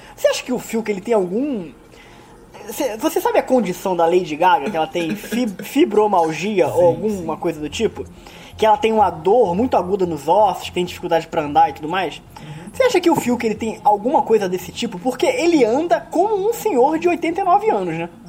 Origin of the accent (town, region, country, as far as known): Rio de Janeiro, Brazil